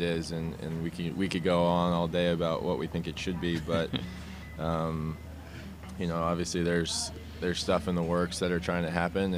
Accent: Omaha, Nebraska, United States; I'm from Omaha

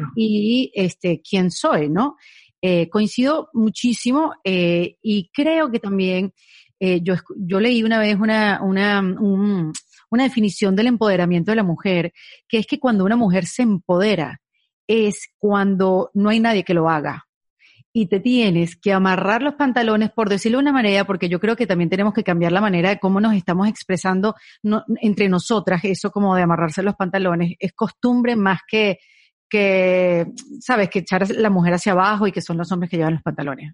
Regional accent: Venezuela; en Venezuela tenemos la ñapa

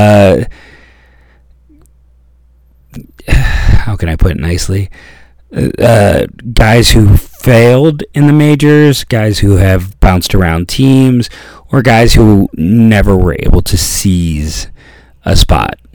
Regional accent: Akron, Ohio, United States; being born and raised in Akron

